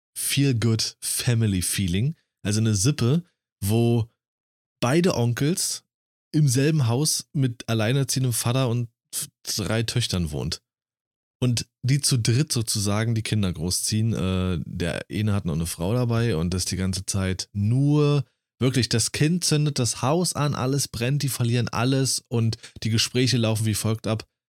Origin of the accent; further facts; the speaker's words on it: Germany; ich als Deutscher